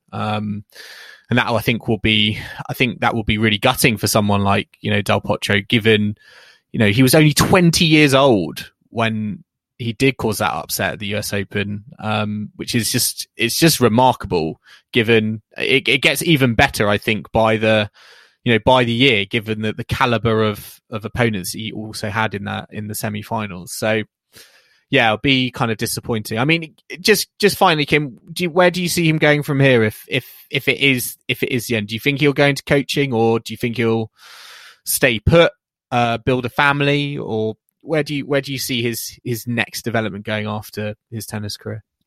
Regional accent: United Kingdom; as a British fan

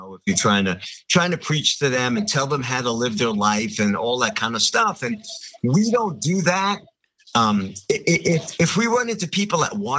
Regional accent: Long Island, New York, United States; Danny is from the same area that I am from. We're both from Long Island in New York

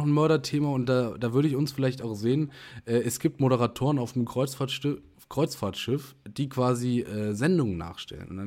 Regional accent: Germany; Ich nehme das jetzt nicht ein als Deutscher, sondern ich bin wirklich nur kurz hier.

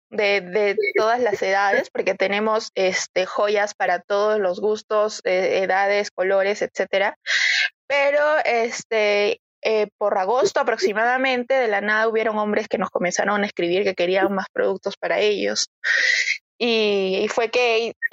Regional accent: Arequipa, Peru; Sí, me corre el lava por las venas, definitivamente, soy recontra arequipeña.

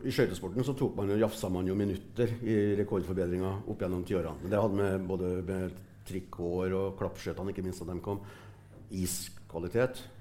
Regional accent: Brumunddal, Innlandet, Norway; Ja, jeg er fra Brumunddal.

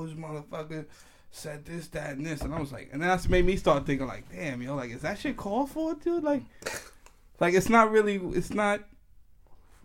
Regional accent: New York City, New York, United States; I'm from New York. I'm from the Bronx

